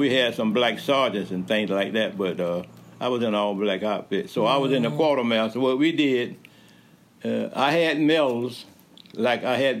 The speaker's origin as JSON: {"language": "English", "town": "Cordele", "region": "Georgia", "country": "United States", "tie": "born or raised there", "also_born_or_lived": "Crisp County, Georgia", "said": "I was raised here in Cordelia."}